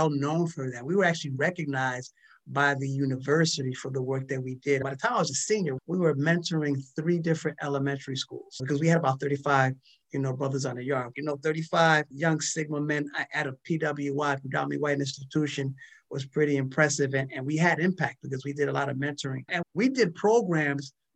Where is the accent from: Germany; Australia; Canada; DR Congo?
DR Congo; moved away; I was born in Zaire